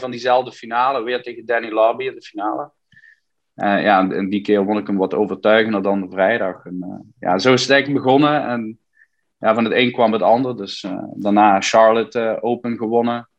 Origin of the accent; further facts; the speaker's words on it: Limburg, Netherlands; now in United States; ik, blijf wel Nederlander in hart en nieren